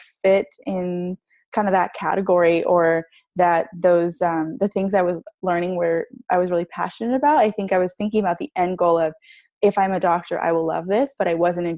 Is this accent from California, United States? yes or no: yes; San Diego, California, United States; I grew up in San Diego, California. Love just the beach and living out here